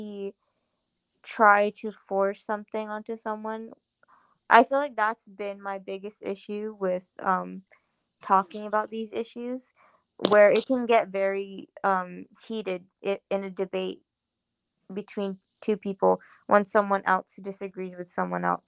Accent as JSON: {"language": "English", "country": "Guam", "tie": "born or raised there", "said": "growing up in Chamorro culture"}